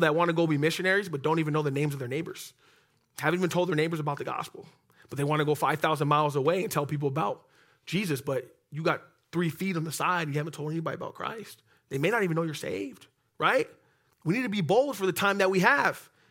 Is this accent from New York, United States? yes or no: no; Oxnard, California, United States; I'm from Oxnard